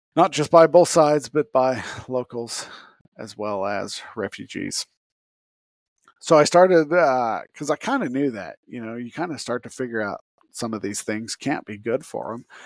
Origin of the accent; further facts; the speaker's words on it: Utah, United States; I grew up in Utah